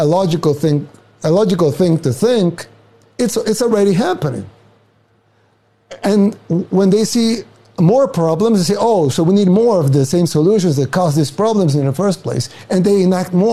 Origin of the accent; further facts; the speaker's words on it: El Salvador; now in United States; I'm from El Salvador, a third world country in Central America